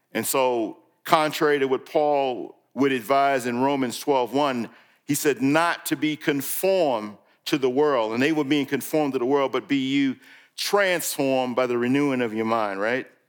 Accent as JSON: {"language": "English", "region": "New York", "country": "United States", "tie": "born or raised there", "moved": "yes", "said": "when I grew up in New York"}